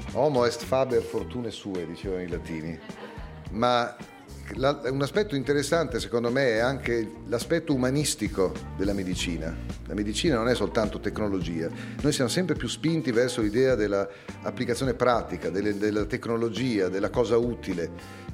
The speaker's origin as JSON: {"language": "Italian", "town": "Bologna", "region": "Emilia-Romagna", "country": "Italy", "tie": "born or raised there", "also_born_or_lived": "Parma / Ferrara", "said": "Sono nato a Bologna la città della mortadella e dei tortellini e dell'università"}